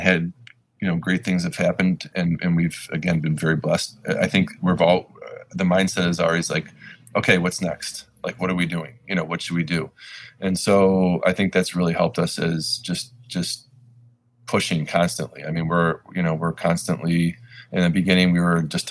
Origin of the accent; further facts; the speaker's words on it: Lakewood, Ohio, United States; Lakewood's home to us though, because we grew up in Lakewood.